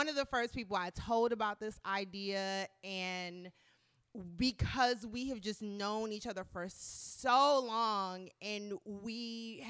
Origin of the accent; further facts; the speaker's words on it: Maryland, United States; also born or lived in North Carolina; we're both from Maryland, and we went to school in North Carolina